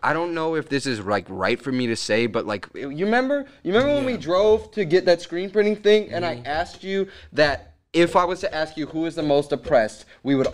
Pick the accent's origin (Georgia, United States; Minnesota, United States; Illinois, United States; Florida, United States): Florida, United States; moved away; Haitians everywhere I grew up at in Florida